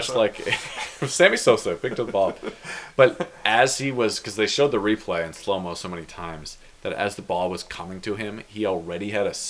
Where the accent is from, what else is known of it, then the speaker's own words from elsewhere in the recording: Seattle, Washington, United States; now in Chicago, United States; I'm from Seattle